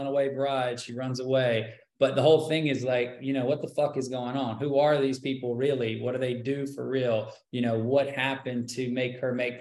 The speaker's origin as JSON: {"language": "English", "region": "South Carolina", "country": "United States", "also_born_or_lived": "Hollywood", "moved": "yes", "lives_now": "Los Angeles, United States", "said": "I come from South Carolina"}